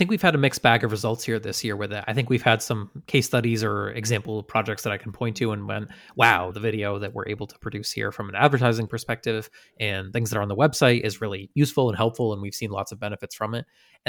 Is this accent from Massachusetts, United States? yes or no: yes; Western Massachusetts, United States; Growing up in Western Massachusetts